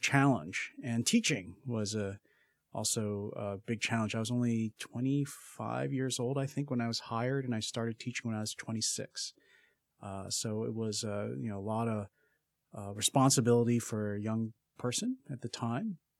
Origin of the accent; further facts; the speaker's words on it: Philadelphia, Pennsylvania, United States; moved away as an adult; also born or lived in Berkeley, California; I grew up in Philadelphia and went to school on the East Coast